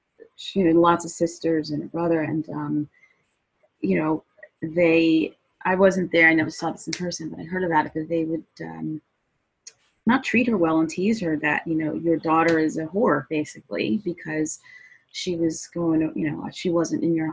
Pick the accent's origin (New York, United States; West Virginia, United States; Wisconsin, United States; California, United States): New York, United States; New York City; I was from Brooklyn